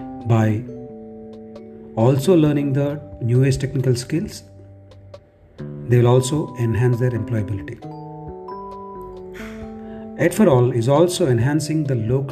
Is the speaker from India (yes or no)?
yes; Telangana, India; I'm from Telangana state.